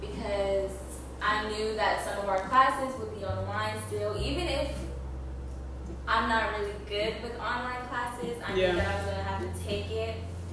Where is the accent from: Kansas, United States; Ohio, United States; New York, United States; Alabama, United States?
Kansas, United States; moved away as an adult; now in Oklahoma, United States